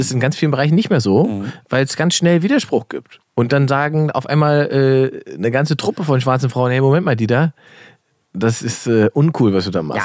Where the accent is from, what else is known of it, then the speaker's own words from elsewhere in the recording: Salzwedel, Saxony-Anhalt, Germany; moved away; nach Salzwedel gefahren, wo ich herkomme